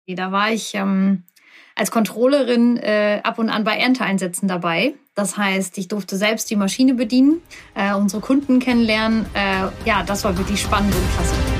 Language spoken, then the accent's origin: German; OWL, North Rhine-Westphalia, Germany; ich bin 37 Jahre alt, komme aus dem schönen UWL